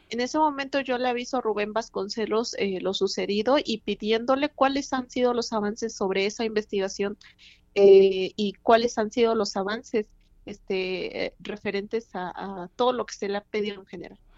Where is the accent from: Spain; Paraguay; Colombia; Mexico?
Mexico; Oaxaca; como víctima, como ciudadana, como oaxaqueña, que soy eh, muy afortunada en el sentido de, la cultura, ser de aquí